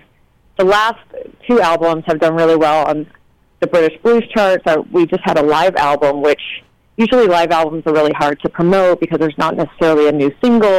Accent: Louisiana, United States; now in California, United States; I am from Louisiana

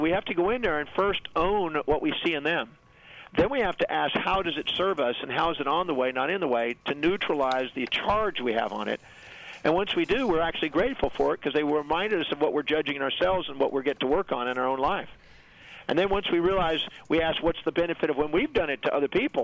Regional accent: United States; I was born on Thanksgiving Day in America.

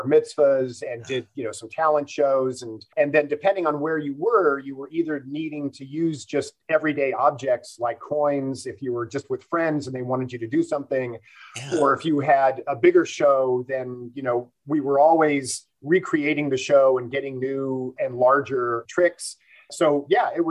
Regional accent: Los Angeles, California, United States; I grew up in the San Fernando Valley, the northeast part of it, where North Hollywood and Sun Valley kind of come together

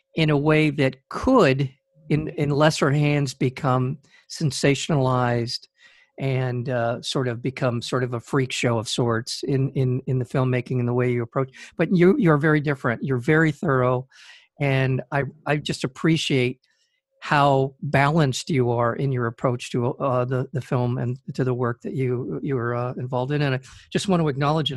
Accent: United States; an American citizen

